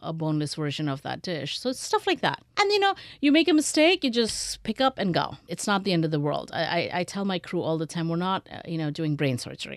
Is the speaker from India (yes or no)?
yes; India; moved away; I grew up in India